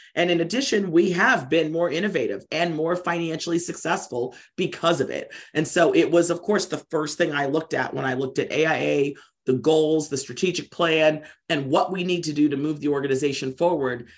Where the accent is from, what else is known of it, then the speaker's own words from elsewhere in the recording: Maryland, United States; I'm from Maryland